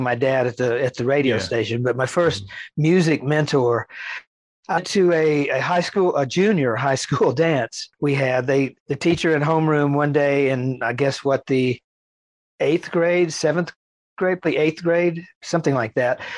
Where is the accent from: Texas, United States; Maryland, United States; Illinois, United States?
Texas, United States; growing up in Texas